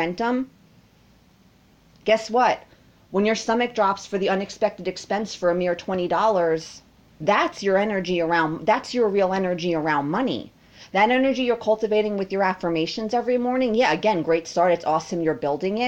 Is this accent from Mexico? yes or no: no; United States; Me as an American